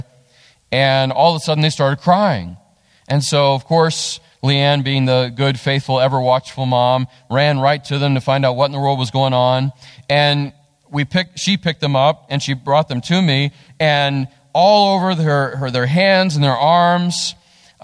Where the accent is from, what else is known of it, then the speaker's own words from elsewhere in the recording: West Virginia, United States; also born or lived in Texas; we're from West Virginia.